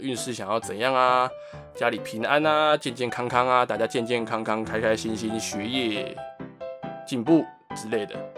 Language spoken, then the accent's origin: Chinese; Taipei, Taiwan; 在我的家乡，台北万华